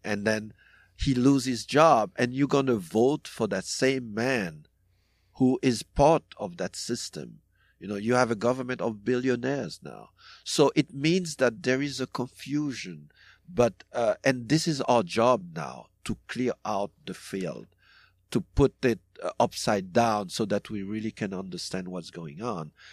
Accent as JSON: {"language": "English", "country": "DR Congo", "tie": "born or raised there", "also_born_or_lived": "Haiti", "moved": "yes", "said": "I grew up in Congo as well"}